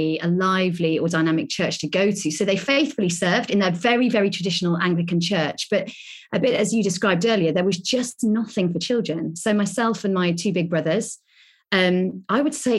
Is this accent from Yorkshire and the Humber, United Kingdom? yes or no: no; Lincolnshire, East Midlands, United Kingdom; moved away as an adult; now in Birmingham, United Kingdom; I grew up in Lincolnshire